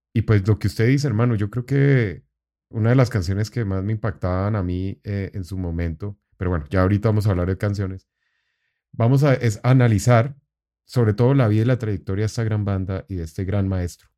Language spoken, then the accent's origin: Spanish; Colombia; estaba fuera de Colombia en ese momento